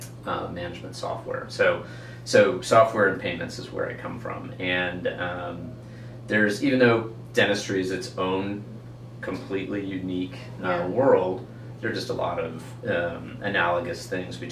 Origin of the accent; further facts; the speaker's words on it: St. Louis, Missouri, United States; also born or lived in Big Sky, Montana; born and raised in St. Louis, so been there a long time